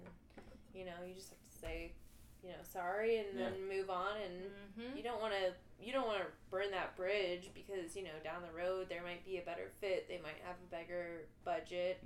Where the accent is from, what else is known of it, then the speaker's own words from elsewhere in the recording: Hermann, Missouri, United States; now in St. Louis, United States; I'm from Herman, which is, like, sort of the same, but in Missouri, like, small town sort of thing